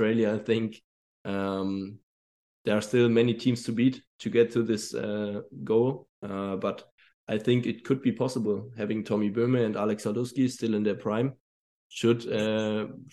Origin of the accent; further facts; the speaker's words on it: Germany; moved away as an adult; also born or lived in Munich / Bilbao; the nearest team to my hometown